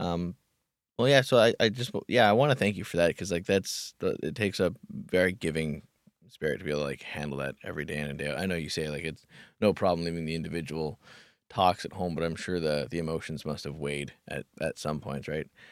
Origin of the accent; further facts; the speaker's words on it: Kamloops, British Columbia, Canada; moved away; back in my hometown at this place called the Kamloops Sexual Assault Counseling Center